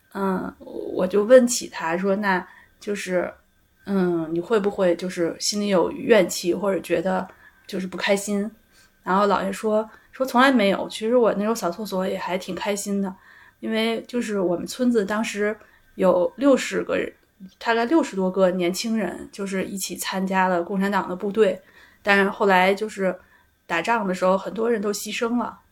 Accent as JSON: {"language": "Chinese", "region": "Beijing", "country": "China", "tie": "born or raised there", "said": "我从小我不觉得自己是一个北京人嗯，就我虽然是，生在北京，长在北京，但是我好像不觉得自己是一个北京人"}